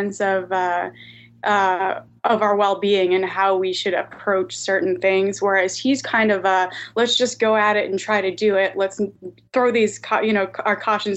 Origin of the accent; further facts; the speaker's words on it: Guam; I am from Guam